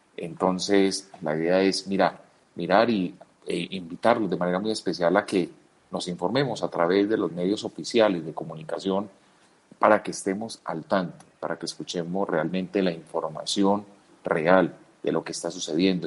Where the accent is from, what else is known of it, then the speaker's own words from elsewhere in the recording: Colombia; Somos demasiados colombianos, somos más de 40 millones de colombianos.